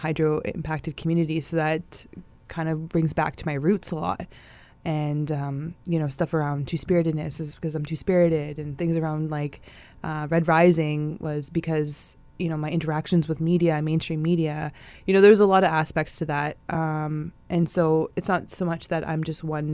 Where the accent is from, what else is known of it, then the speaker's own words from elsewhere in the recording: Saugeen First Nation, Ontario, Canada; now in Winnipeg, Canada; I'm originally from Saugeen First Nation, but I reside here in Winnipeg